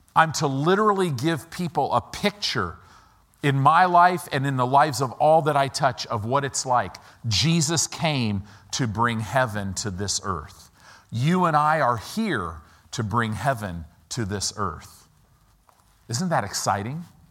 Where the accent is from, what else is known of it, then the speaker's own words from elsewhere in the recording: United States; I'm an American